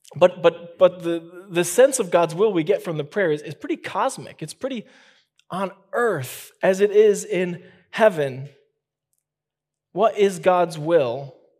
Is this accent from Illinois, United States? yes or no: yes; Chicago, Illinois, United States; moved away; I'm from Chicago